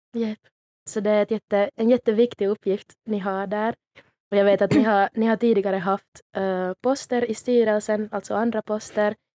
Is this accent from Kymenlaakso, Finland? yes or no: no; Jakobstad, Ostrobothnia, Finland; moved away as an adult; now in Helsinki, Finland; jag kommer från Jakobstad.